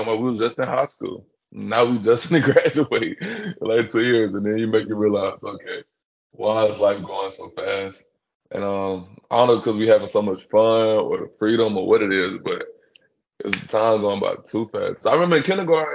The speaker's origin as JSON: {"language": "English", "town": "Birmingham", "region": "Alabama", "country": "United States", "moved": "as an adult", "lives_now": "Gainesville, United States", "said": "I'm from Birmingham or even Alabama"}